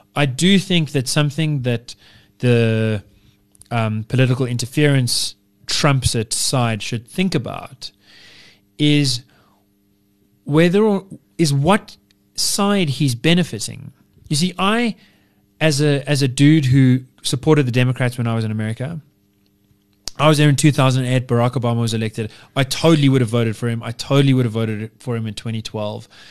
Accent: United Kingdom

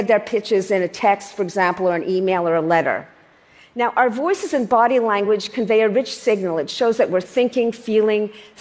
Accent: Canada; I'm Canadian

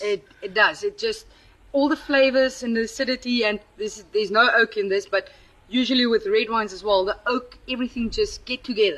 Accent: Paarl, Western Cape, South Africa; also born or lived in Upington; I grew up in Paul. I was born in Uppington

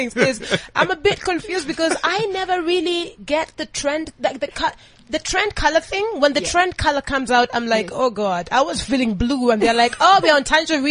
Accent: Kenya; I'm from Kenya and we have a very big Swahili culture

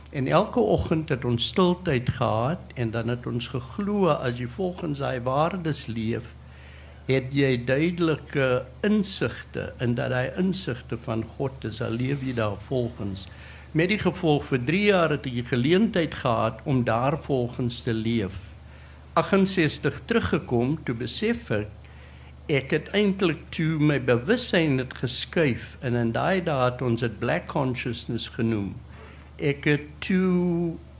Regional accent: South Africa; moved away as an adult; toe ek weer die land verlaat in 73 en toe in 92 teruggekom

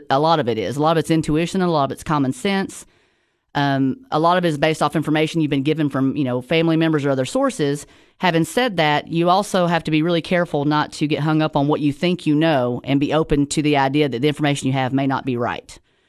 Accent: Tennessee, United States; I am a local from the Upper Cumberland, live in Sparta, Tennessee.

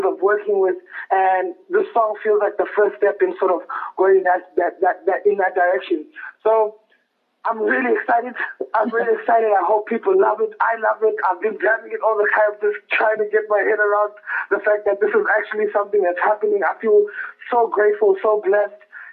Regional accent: Lesotho; also born or lived in South Africa / Bloemfontein, South Africa / Durban, South Africa; now in Johannesburg, South Africa; I'm actually originally from Lesotho, in a village called Lekokwane, Tiani.

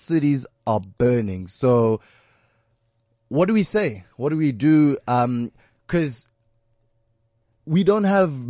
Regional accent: Pretoria, Gauteng, South Africa; moved away; That's that Pretoria sound, dog. Because like I'm from Pretoria, Sunnyside.

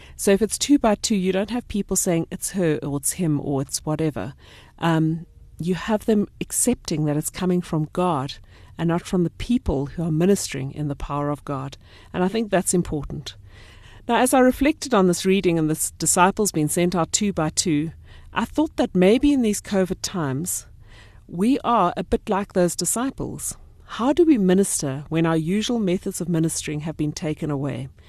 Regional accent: Port Elizabeth, Eastern Cape, South Africa; now in North Riding, South Africa; I come from Port Elizabeth

